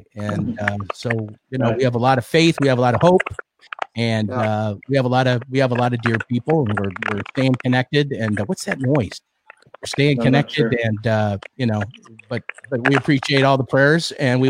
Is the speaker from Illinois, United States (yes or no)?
yes; Chicago, Illinois, United States; I grew up in Chicago, and I used to get beat up all the time by the Irish kids. I was a little Italian boy